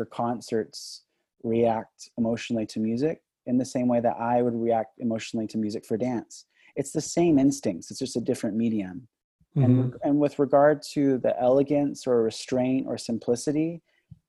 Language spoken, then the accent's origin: English; Los Angeles, California, United States; moved away; also born or lived in Boston; I grew up in Van Nuys, California